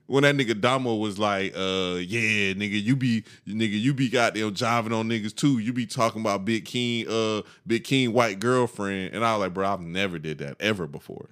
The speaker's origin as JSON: {"language": "English", "region": "the South", "country": "United States", "tie": "born or raised there", "said": "we grew up in the South"}